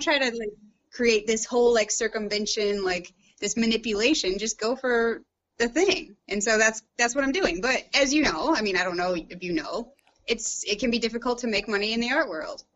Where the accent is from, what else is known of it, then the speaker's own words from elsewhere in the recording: St. Louis, Missouri, United States; moved away as an adult; also born or lived in London, United Kingdom; now in Sloatsburg, United States; I grew up, I was born and raised in St. Louis, Missouri